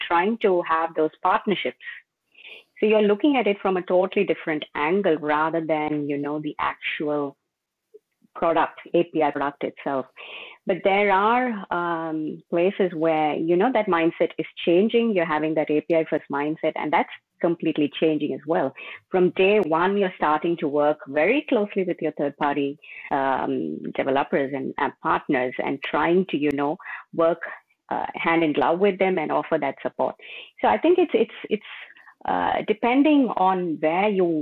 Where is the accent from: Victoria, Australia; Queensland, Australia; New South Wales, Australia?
Victoria, Australia; Melbourne; I'm from Melbourne, Australia.